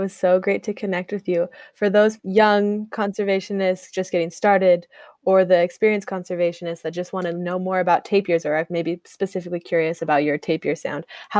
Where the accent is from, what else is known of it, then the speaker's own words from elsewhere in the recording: United States; now in Costa Rica; I'm from the United States